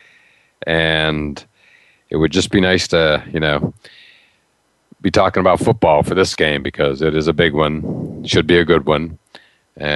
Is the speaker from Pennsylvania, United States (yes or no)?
yes; Pittsburgh, Pennsylvania, United States; I'm from Pittsburgh, so I thought that it was going to be the Pirates, the team I grew up